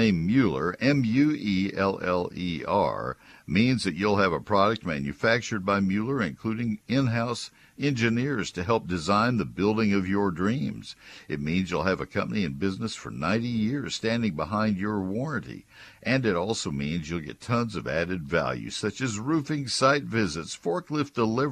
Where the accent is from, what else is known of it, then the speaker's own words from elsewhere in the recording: College Station, Texas, United States; now in Collin County, United States; I grew up in College Station